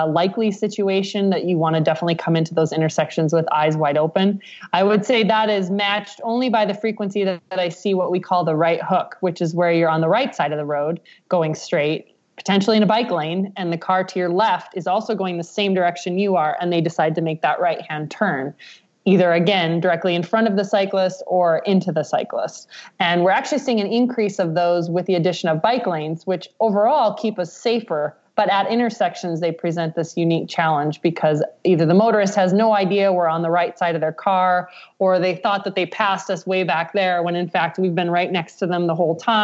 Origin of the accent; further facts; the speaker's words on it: Nebraska, United States; now in Colorado, United States; I'm from Nebraska